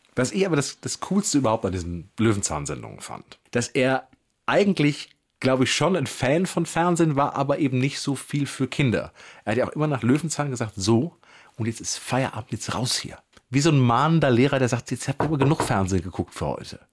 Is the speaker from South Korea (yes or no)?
no; Wrocław, Lower Silesian Voivodeship, Poland; now in Berlin, Germany; ich bin aus Breslau